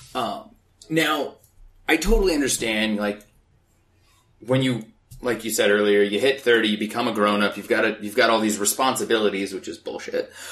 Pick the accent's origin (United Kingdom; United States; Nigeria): United States; Phoenix, Arizona; moved away as an adult; now in Los Angeles, United States; I grew up in Phoenix, Arizona